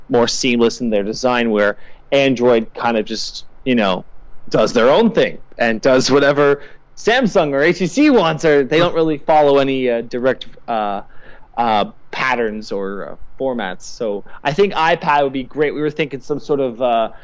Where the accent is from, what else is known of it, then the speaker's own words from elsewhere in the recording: Canada; I'm Canadian